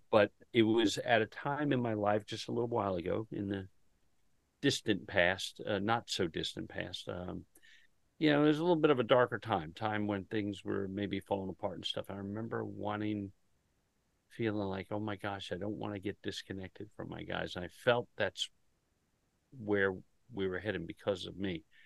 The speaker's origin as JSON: {"language": "English", "region": "Delaware", "country": "United States", "said": "I'm from Delaware"}